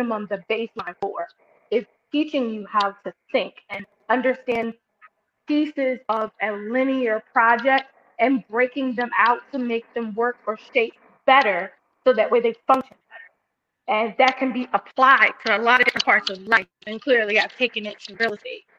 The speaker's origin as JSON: {"language": "English", "town": "Philadelphia", "region": "Pennsylvania", "country": "United States", "tie": "born or raised there", "said": "I am a Philly born and bred girl, lived here all my life, done all my schooling here"}